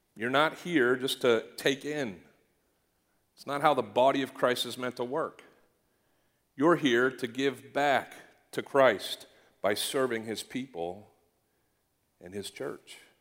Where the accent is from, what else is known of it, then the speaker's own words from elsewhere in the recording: Canada; I grew up in Canada